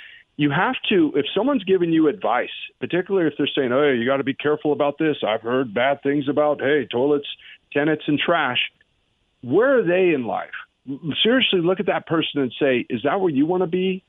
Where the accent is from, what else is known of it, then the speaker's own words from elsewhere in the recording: Wyoming, United States; I'm from Wyoming